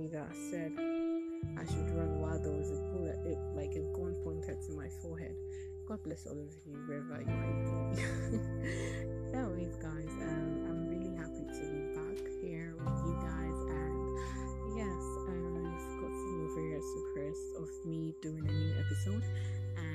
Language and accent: English; Nigeria; from where I am from, I'm from Nigeria